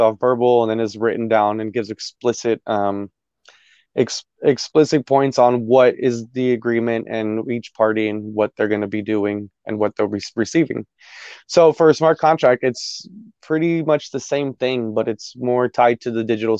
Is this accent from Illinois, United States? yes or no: no; Dallas, Texas, United States; also born or lived in Arizona; I was born in Arizona. I grew up out here in DFW, in Dallas, Texas